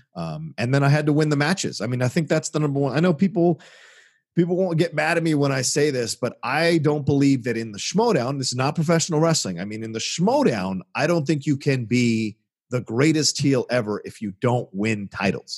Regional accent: Virginia, United States; I grew up in Virginia

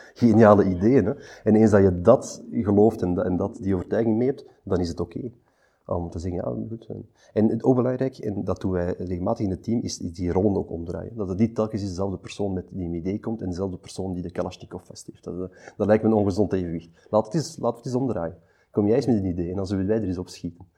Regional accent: Antwerp, Flanders, Belgium; Postcode twintig achttien, hier in Antwerpen, omdat ik zelf van Antwerpen ben

